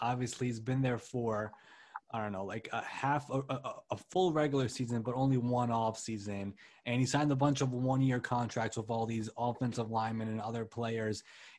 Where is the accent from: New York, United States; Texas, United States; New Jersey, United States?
New York, United States; we're both from New York.